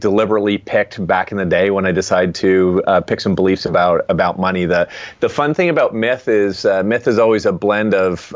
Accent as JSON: {"language": "English", "country": "Canada", "tie": "born or raised there", "said": "I'm Canadian, and when I was growing up, literally half our floor was made of dirt"}